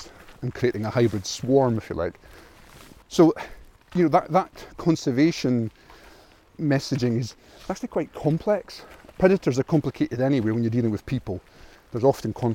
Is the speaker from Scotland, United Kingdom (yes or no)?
yes; Aberdeen, Scotland, United Kingdom; I was born in Aberdeen on the east coast of Scotland. It's the third biggest city in Scotland. I grew up on a council estate